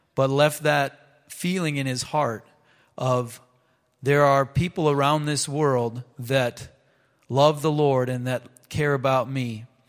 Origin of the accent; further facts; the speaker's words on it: Minnesota, United States; I was from Minnesota